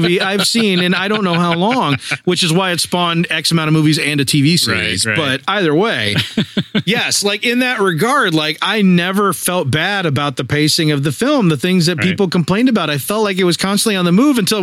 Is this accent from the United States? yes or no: yes; United States; I'm American